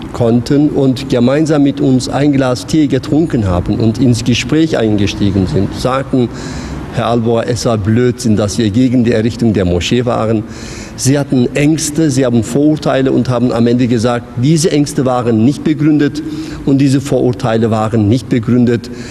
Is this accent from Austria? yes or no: no; Konya, Turkey; now in Mannheim, Germany; Ich komme aus Konya